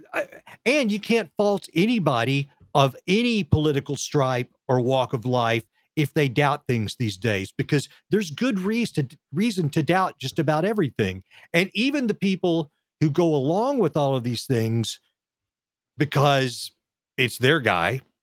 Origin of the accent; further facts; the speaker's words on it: Texas, United States; I'm a guy from Texas